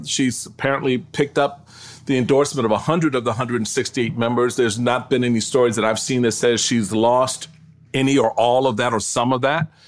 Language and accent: English; Washington, District of Columbia, United States; also born or lived in Maryland; I was raised in Washington, D C.